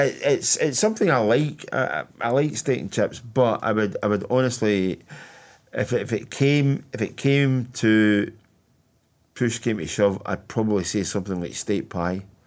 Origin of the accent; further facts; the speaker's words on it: Hamilton, Scotland, United Kingdom; I was born in Bedford Lodge, which is about a goal kick away from where Douglas Park was